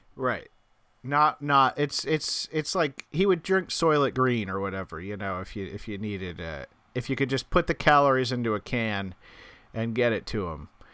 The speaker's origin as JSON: {"language": "English", "town": "Albuquerque", "region": "New Mexico", "country": "United States", "tie": "born or raised there", "moved": "yes", "lives_now": "New York, United States", "said": "in Albuquerque, when we were growing up"}